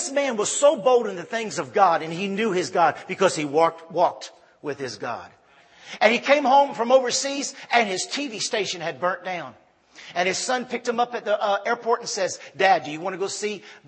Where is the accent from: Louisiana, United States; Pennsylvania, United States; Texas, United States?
Louisiana, United States; Ville Platte; moved away as an adult; also born or lived in Punta Gorda, Belize; we're from Ville Platte, Louisiana